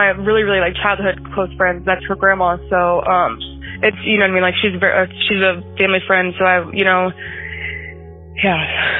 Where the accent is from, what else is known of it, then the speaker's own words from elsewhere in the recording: Canton, Illinois, United States; moved away; Canton's my hometown